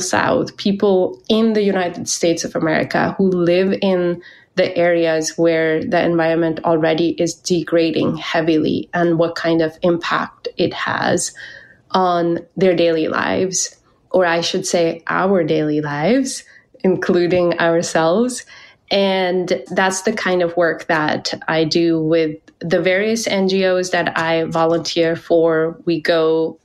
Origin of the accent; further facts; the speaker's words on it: Pakistan; moved away; I was born and raised in Pakistan